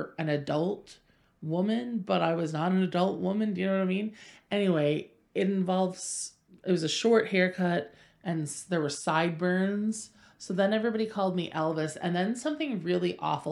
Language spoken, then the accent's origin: English; Pembroke, Ontario, Canada; also born or lived in Saint John, New Brunswick; I was born in St. John, New Brunswick, lived in Pembroke, Ontario for about a decade through my elementary school years